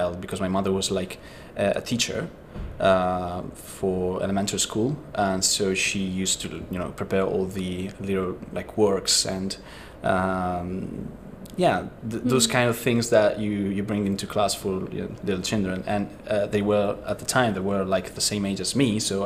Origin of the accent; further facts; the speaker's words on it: Italy; moved away; I'm from Italy, and my background is very different from the artistic, kind of setting